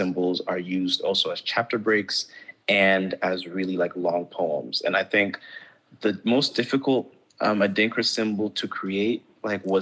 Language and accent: English; Gambia; also born or lived in Ghana; now in United States; growing up in Gambia, growing up in Ghana for part of my life